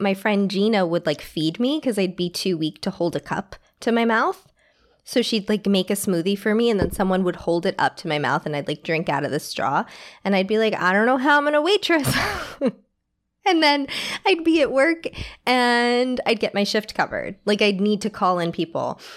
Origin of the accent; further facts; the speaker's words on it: New York City, New York, United States; I grew up in New York City